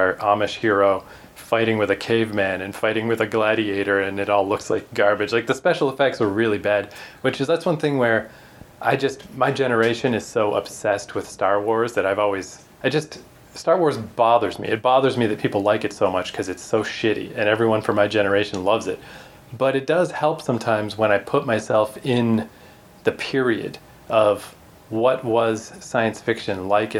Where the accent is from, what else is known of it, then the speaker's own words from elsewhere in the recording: Canada; accent: Canadian; maybe you can tell from our charming accents, but we're Canadian.